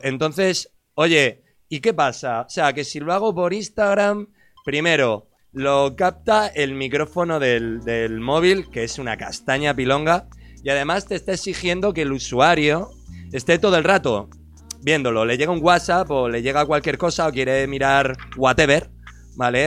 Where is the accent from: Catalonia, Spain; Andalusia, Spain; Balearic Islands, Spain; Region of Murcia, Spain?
Region of Murcia, Spain; Murcia; also born or lived in Cartagena; yo soy de Murcia y me he criado toda la vida con raperos viejos